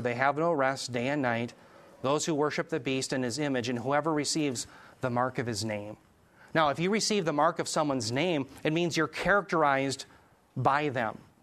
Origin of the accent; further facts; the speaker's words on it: United States; I'm part of the United States of America